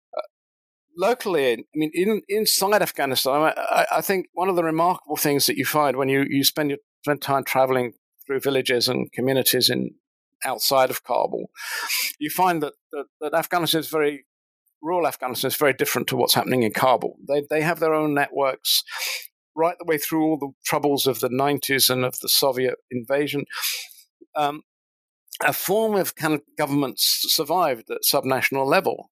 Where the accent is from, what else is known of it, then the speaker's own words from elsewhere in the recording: United Kingdom; moved away as an adult; now in New Zealand; I'm actually British born, but I, have been living in New Zealand now since 2007.